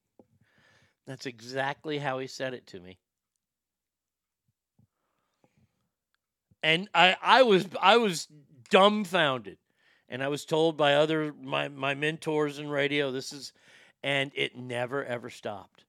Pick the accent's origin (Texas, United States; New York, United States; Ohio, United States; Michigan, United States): Texas, United States; I love living in my home state of Texas